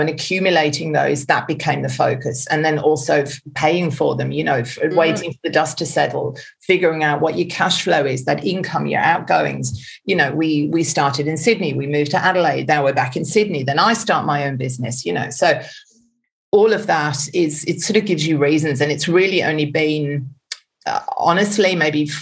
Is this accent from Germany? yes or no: yes; Germany; also born or lived in England; now in Australia; I'm actually German by birth